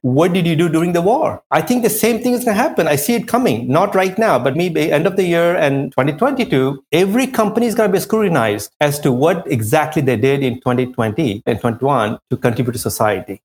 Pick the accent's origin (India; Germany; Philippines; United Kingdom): India; also born or lived in France; now in New York, United States; I come from India, we have a caste system